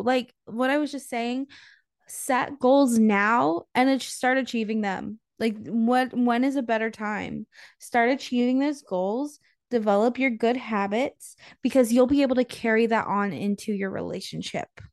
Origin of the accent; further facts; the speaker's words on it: North Carolina, United States; now in Florida, United States; I grew up in North Carolina and in my small town